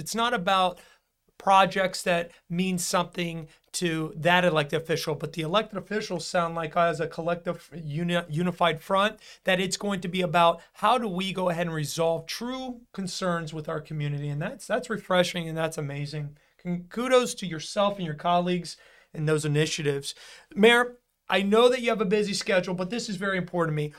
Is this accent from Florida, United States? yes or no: yes; Florida, United States; also born or lived in Broward County, Florida; a true Floridian